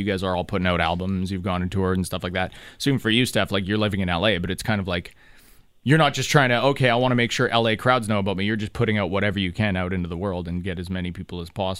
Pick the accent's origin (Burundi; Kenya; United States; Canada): Canada; But yeah, because we're all Canadian.